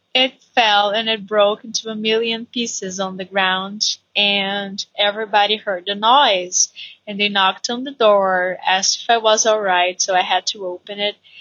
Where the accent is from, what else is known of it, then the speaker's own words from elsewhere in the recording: Brazil; English is a second language; I'm Brazilian. And I work as an English teacher here in Brazil